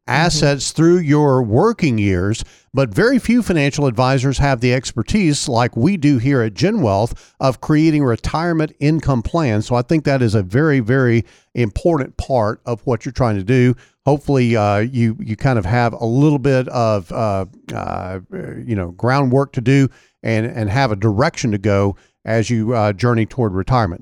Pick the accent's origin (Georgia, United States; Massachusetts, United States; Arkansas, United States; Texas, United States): Arkansas, United States; El Dorado; Amy from my hometown in El Dorado.